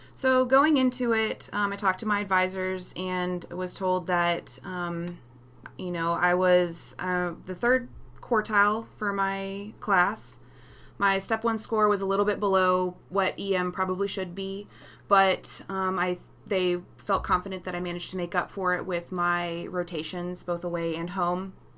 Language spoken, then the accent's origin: English; Texas, United States; I'm from Texas